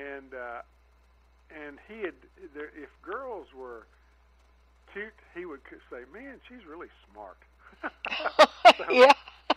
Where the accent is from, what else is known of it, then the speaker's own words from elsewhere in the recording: Jenkins, Kentucky, United States; moved away; also born or lived in Florida; I was born in Jenkins, Kentucky, which is in far eastern Kentucky